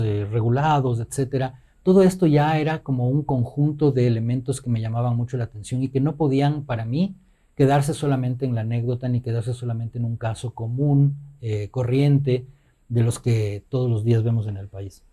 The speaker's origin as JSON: {"language": "Spanish", "country": "Ecuador", "said": "nuestra identidad como ecuatorianos"}